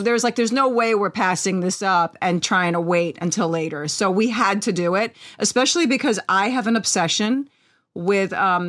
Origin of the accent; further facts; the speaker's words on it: United States; I'm Italian American. I don't speak.